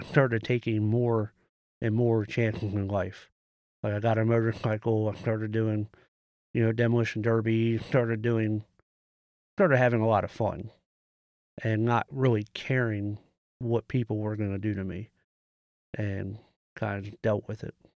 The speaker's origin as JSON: {"language": "English", "country": "United States", "said": "I'm from Carroll County."}